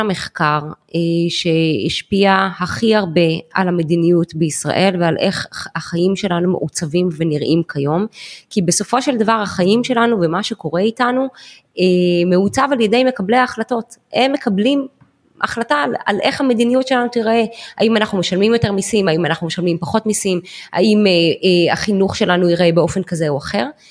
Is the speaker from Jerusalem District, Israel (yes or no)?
yes; Jerusalem, Jerusalem District, Israel; moved away as an adult; now in Herzliya, Israel; ירושלמית במקור. כל חיי חייתי וגדלתי בירושלים